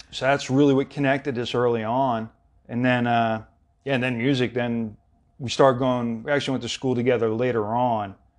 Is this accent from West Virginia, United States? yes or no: no; Philadelphia, Pennsylvania, United States; moved away; also born or lived in Southern California; back in Philly, in the Delaware County area, too. I'm from West Philly.